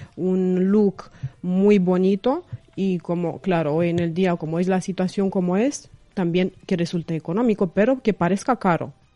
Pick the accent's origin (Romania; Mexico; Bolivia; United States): Romania; Craiova, Dolj; Spanish is a second language; moved away as an adult; now in Madrid, Spain; soy de Rumanía, de una ciudad pequeña del sur que se llama Craiova